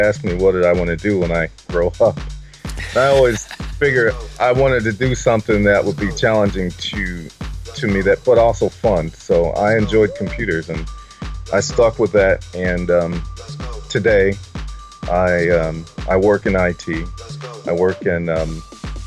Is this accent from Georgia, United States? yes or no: no; Detroit, Michigan, United States; I was born in the city of Detroit. I live in the suburbs now, but just like 3 miles outside of the city. So I'm a Detroit native.